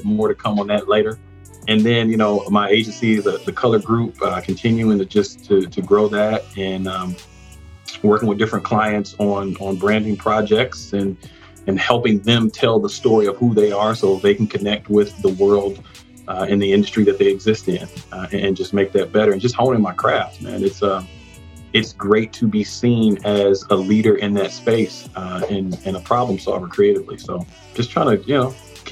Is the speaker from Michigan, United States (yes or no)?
yes; Detroit, Michigan, United States; moved away; also born or lived in Houston; we're from the East Side, Streetcar Rosemary over there by Gratiot and Gunston